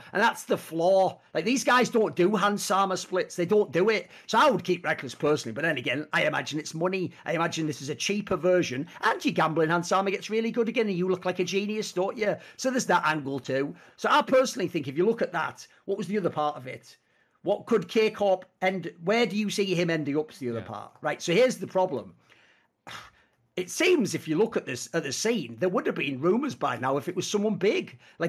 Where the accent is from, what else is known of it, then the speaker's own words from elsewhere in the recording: Spain; because I'm from Spain and they're from Spain